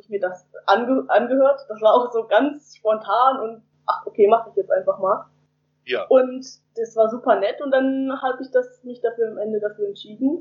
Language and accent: German; Germany; Ich komme aus Heizenweg, das ist ganz in der Nähe von Hamburg praktisch von Hamburg, aber ganz kurz außerhalb